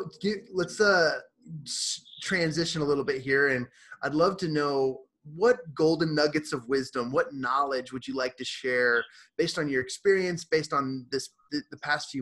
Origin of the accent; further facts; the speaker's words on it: Fort Collins, Colorado, United States; I'm from Northern Colorado. I grew up in Fort Collins